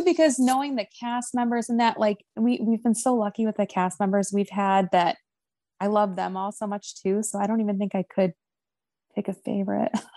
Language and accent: English; Ohio, United States; moved away; ohio which is my home state